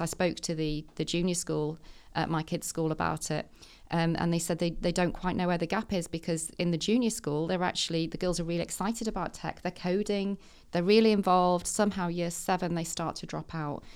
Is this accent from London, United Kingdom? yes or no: no; Manchester, North West England, United Kingdom; I was born in the Northeast, but I moved to Manchester when I was in my, I was about seven, I think. Um, and I've been schooled round here all my life